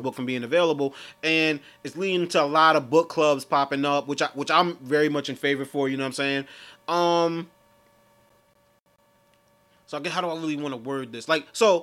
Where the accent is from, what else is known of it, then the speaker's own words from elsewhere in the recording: New York City, New York, United States; We come from New York City. I come from Brooklyn